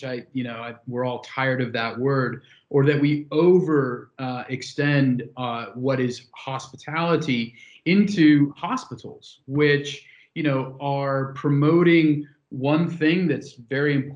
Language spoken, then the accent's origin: English; San Francisco, California, United States; moved away; my hometown in San Francisco